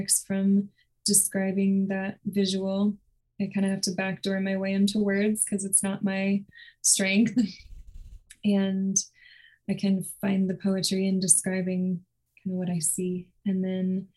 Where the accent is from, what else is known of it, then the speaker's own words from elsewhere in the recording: Houston, Texas, United States; moved away as an adult; now in Nashville, United States; I grew up in Houston, Texas